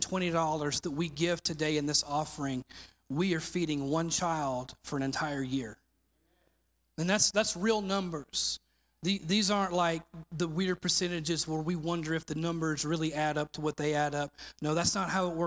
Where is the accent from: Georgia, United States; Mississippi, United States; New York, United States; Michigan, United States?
Mississippi, United States; moved away; my home state of Mississippi